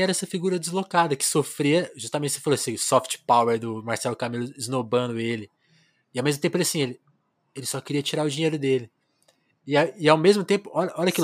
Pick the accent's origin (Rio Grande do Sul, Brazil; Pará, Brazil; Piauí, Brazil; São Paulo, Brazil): São Paulo, Brazil; Ribeirão Preto; moved away; Eu também sou do interior de São Paulo, de Ribeirão, embora eu tenha nascido em São Paulo, mas eu fiz esse trajeto interior e capital